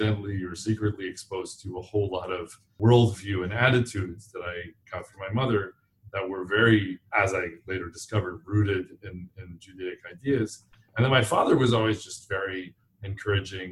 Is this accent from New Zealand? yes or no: no; Durham, New Hampshire, United States; also born or lived in Boston, Massachusetts; I was born in Boston, and I grew up mostly in New Hampshire